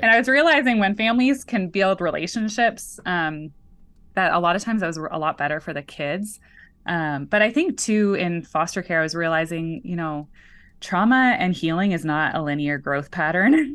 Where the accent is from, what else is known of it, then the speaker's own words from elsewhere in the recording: Canada; moved away; So I am very much Canadian